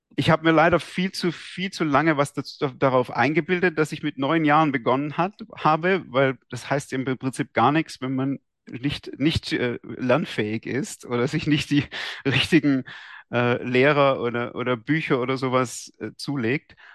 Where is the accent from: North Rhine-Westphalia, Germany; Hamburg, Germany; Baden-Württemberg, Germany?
Baden-Württemberg, Germany; Esslingen am Neckar; ich bin in Esslingen aufgewachsen, bei, mhm. am Neckar, bei Stuttgart